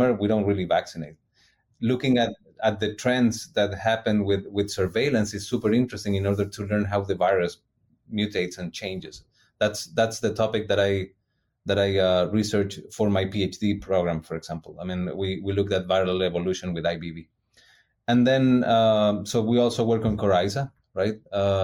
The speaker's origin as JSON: {"language": "English", "country": "Chile", "moved": "as an adult", "lives_now": "Davis, United States", "said": "I'm originally from South America."}